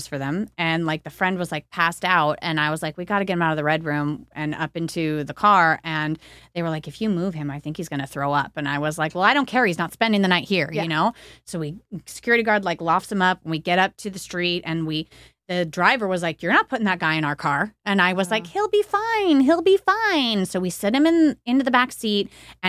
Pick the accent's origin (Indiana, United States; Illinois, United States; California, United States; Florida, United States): California, United States; Los Angeles; And then I'm from Los Angeles. So, yeah.